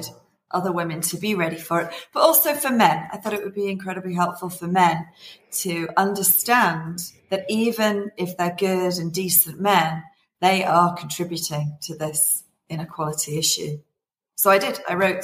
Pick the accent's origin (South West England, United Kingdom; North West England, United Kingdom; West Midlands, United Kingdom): North West England, United Kingdom; Liverpool; I was born in Liverpool, in England. I went to a mixed comprehensive school